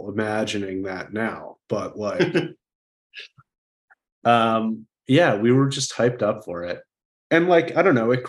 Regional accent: New York, United States; But like, I'm from New York.

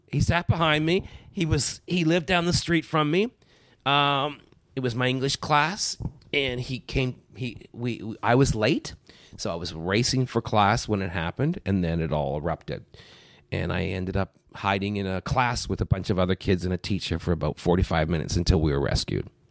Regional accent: Brampton, Ontario, Canada; born or raised there; also born or lived in North Bay, Ontario

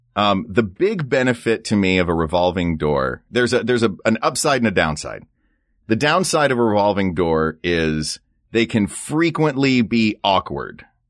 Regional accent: the South, United States; moved away; I grew up in the South

